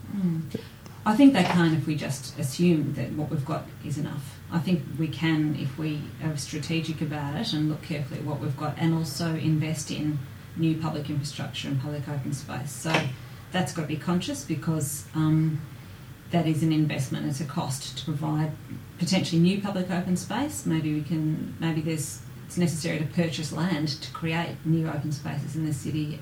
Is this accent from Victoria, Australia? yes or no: yes; Melbourne, Victoria, Australia; being born and bred in Melbourne